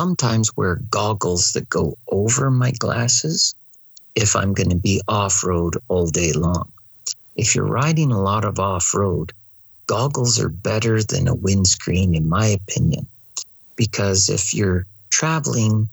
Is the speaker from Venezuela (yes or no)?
no; Canada; I'm your marshal from Canada